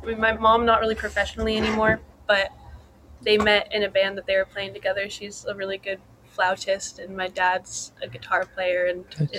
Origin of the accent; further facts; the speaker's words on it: Portland, Oregon, United States; moved away as an adult; now in Eugene, United States; I'm from Portland.